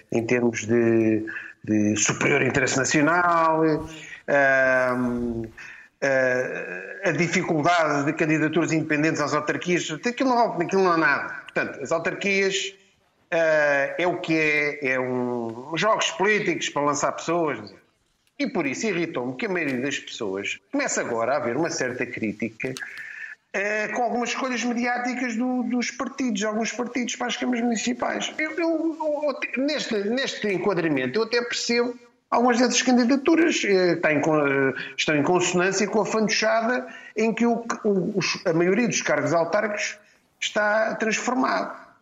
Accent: Lisbon, Portugal; eu ainda percebo como Lisboeta, e eleitor em Lisboa

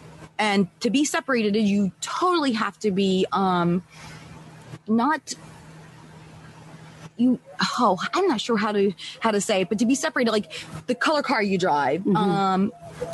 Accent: Lancaster County, Pennsylvania, United States; I was born and raised in Lancaster County, Pennsylvania, and I have four brothers and a sister, so that makes six of us

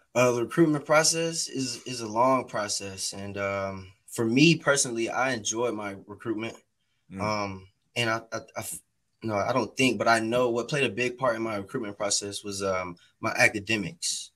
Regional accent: Atlanta, Georgia, United States; I grew up in Atlanta. I grew up on the southwest side of Atlanta, Georgia, off of Campbellton mm-hmm. Road

